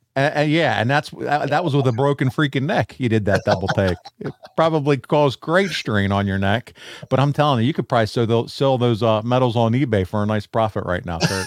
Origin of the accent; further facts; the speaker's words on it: Baltimore area, Maryland, United States; I grew up outside of the Baltimore area